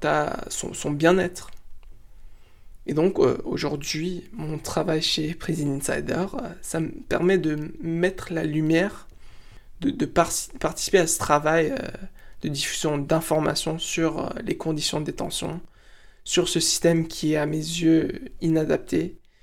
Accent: United States; moved away as an adult; now in France; Je suis franco-marocain, mais j'ai grandi aux États-Unis jusqu'à l'âge de 19 ans

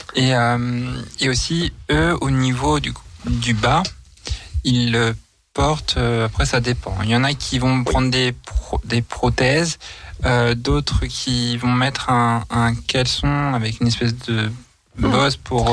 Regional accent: Nantes, Pays de la Loire, France; moved away; je rentre sur Nantes euh, parce que je suis originaire euh, de Nantes

